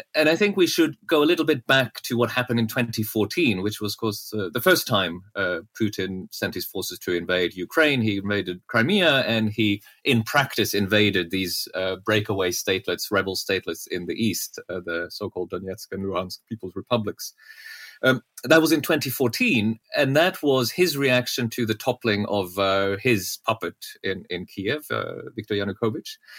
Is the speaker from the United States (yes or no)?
no; Norway; moved away; I grew up in Norway